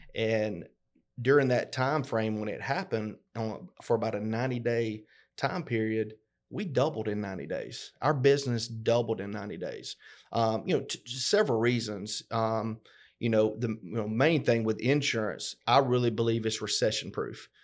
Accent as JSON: {"language": "English", "town": "LaGrange", "region": "Georgia", "country": "United States", "tie": "born or raised there", "said": "we grew up both here in LaGrange, Georgia."}